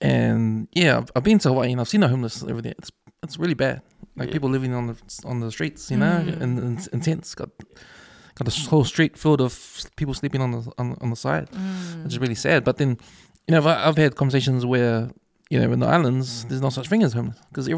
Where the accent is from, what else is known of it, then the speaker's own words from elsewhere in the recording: New Zealand; I'm from New Zealand. Like, I just grew up in New Zealand.